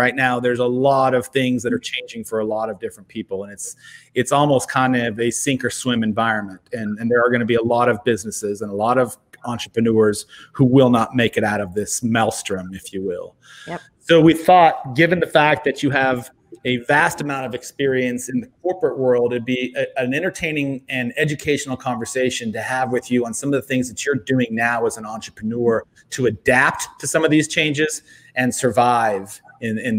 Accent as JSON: {"language": "English", "town": "San Diego", "region": "California", "country": "United States", "moved": "yes", "said": "I'm actually from San Diego."}